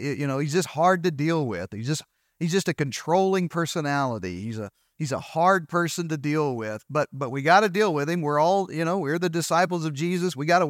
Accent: Arkansas, United States; You know, I'm from Eastern Arkansas, so I have a few colloquial phrases that just, I don't even know sometimes if they add value to you or make sense in this

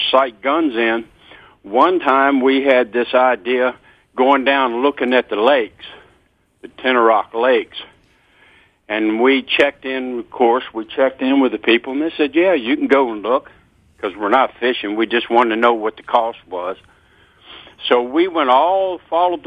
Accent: Virginia, United States; I was raised up in Virginia on the farm my dad was born on

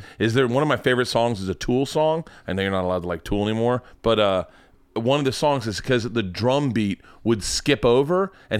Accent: College Park, Georgia, United States; College Park is a part of Atlanta, just so you know. I'm from College Park.

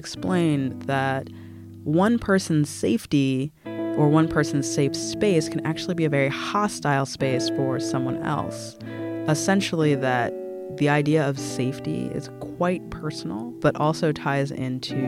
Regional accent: United States; as an American

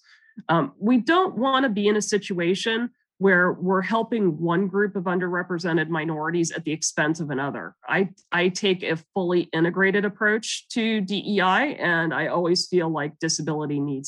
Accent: Silicon Valley, California, United States; also born or lived in Canada; I grew up in Silicon Valley after my family moved here from Canada

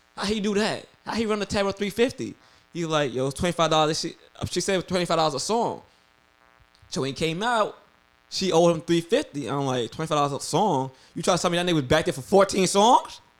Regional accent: New York, United States; I'm from New York

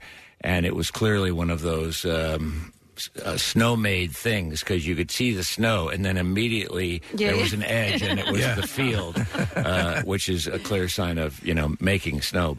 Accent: California, United States; moved away; my home country in California

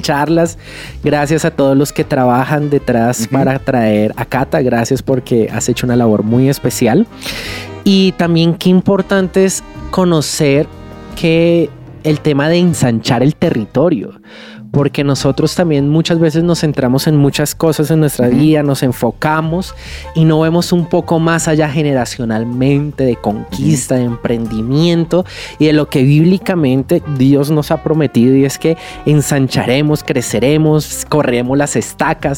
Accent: Colombia; como colombianos que somos

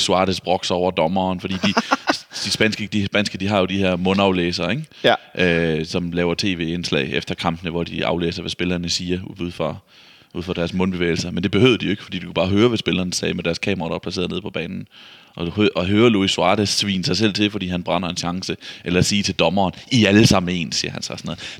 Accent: Vejle, Southern Denmark, Denmark; Vejle, som er jo der, hvor jeg kommer fra

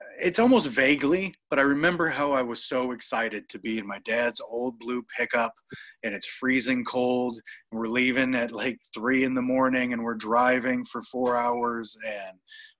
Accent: Norfolk, Nebraska, United States; now in Minneapolis, United States; I'm from Nebraska. I'm from Norfolk, Nebraska. I basically had, you know, the option of growing up and either being a hog farmer or a diesel mechanic.

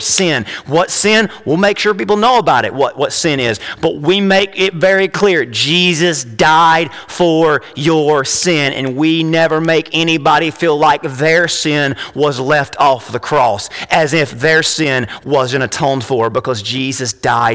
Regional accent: United States; as an American, as a man

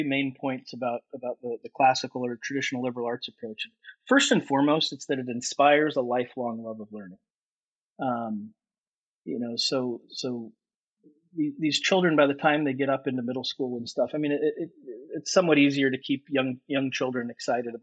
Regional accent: Seal Beach, California, United States; I'm born and raised in Orange County, California

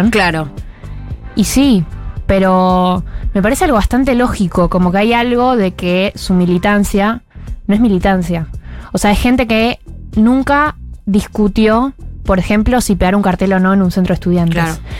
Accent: Argentina; Y eso nos va a llevar una nueva decepción como sociedad argentina

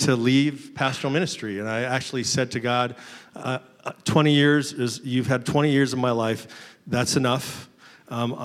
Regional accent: Seattle, Washington, United States; I am a Pacific Northwest boy. I was born and raised in Seattle. Grew up there

